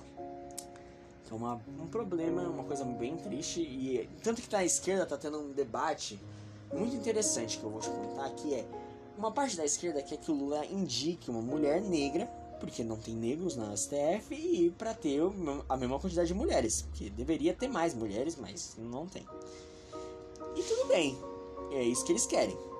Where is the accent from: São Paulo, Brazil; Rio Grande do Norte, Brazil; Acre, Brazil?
São Paulo, Brazil; eu sou de São Paulo